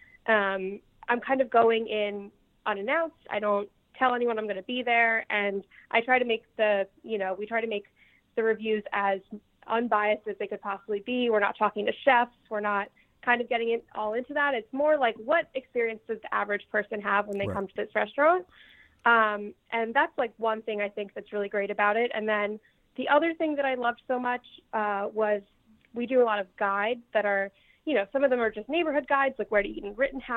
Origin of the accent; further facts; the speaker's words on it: Philadelphia, Pennsylvania, United States; moved away as an adult; also born or lived in New York; now in Philadelphia, United States; I grew up in Philly